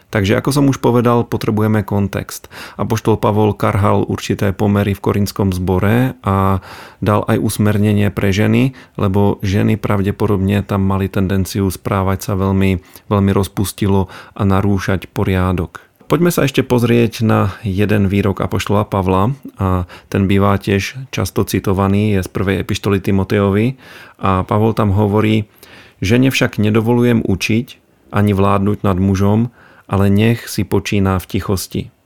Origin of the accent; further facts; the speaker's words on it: Bohemia, Czechia; now in Slovakia; v Čechách, odkiaľ pochádzam